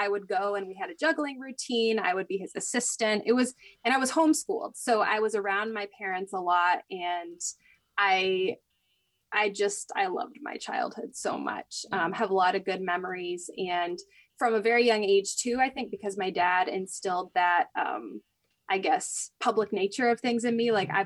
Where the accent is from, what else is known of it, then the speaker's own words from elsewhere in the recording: Maine, United States; moved away as an adult; also born or lived in Russia / Georgia; now in New York, United States; I'm originally from Maine